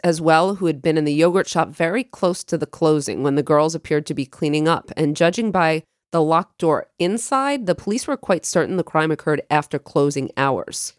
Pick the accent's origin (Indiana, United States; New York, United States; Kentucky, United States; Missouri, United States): New York, United States; Long Island; we grew up on Long Island